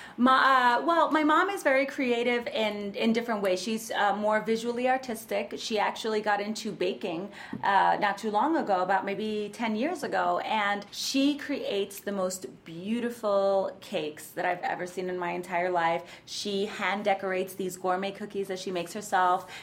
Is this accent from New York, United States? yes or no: yes; New York City, New York, United States; I am a native New Yorker, born and raised in the Bronx